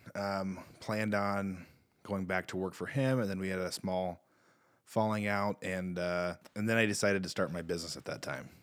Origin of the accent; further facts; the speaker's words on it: Eldora, Iowa, United States; now in New Providence, United States; I grew up in Eldora, not New Providence